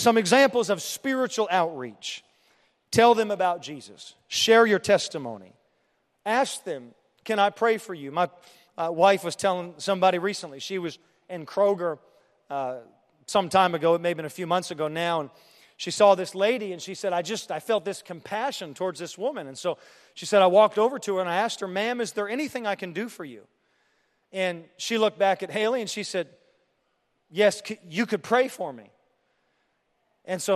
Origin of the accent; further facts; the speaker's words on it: Canada; also born or lived in Europe; now in Terre Haute, United States; I'm from Canada, and then I lived in Europe, and I moved to Terre Haute